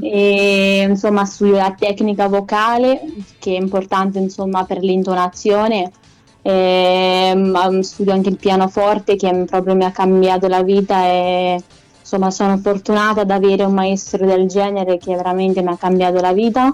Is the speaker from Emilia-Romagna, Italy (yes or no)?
no; Corridonia, Marche, Italy; accent: Maceratese; also born or lived in Lithuania; sono di Corridonia, ma sono nata in Lituania, quindi all'estero. Mm-hmm. Ehm, e, all'età di dieci anni vengo adottata da una famiglia italiana